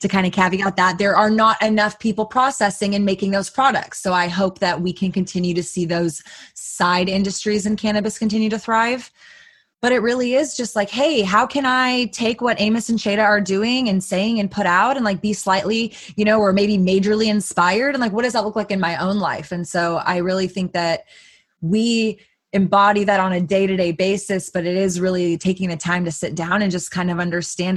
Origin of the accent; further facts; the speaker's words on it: Texas, United States; growing up in Texas